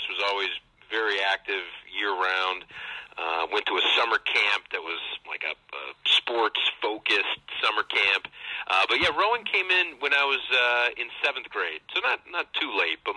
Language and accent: English; St. Louis, Missouri, United States; I grew up in St. Louis, uh, so I was my my parents uh, moved out there. I have two older siblings. They were already around. Uh, my parents moved out to St. Louis, and I was born there.